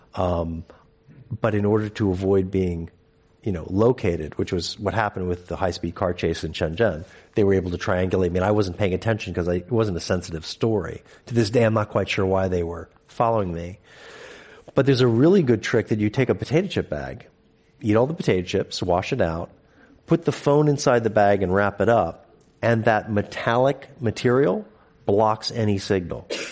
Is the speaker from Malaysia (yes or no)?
no; United States; moved away as an adult; also born or lived in China; now in United Kingdom; an American reporter in the U K